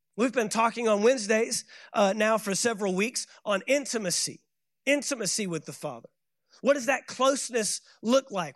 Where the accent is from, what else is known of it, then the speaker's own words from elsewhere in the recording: Fort Worth, Texas, United States; moved away as an adult; also born or lived in Saint Augustine, Florida; I left my hometown of Fort Worth, Texas, moved to Saint Augustine, Florida